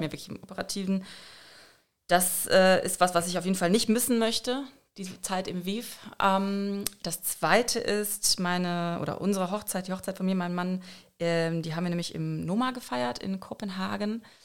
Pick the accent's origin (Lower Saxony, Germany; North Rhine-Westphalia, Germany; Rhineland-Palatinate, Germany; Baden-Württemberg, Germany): North Rhine-Westphalia, Germany; moved away as an adult; now in Frankfurt, Germany; ich komme eigentlich aus NRW